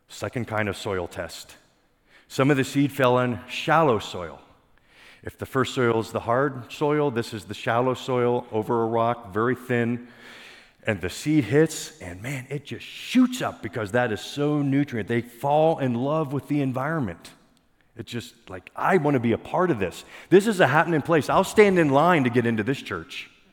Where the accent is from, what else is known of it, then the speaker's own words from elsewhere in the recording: Pennsylvania, United States; I grew up in Pennsylvania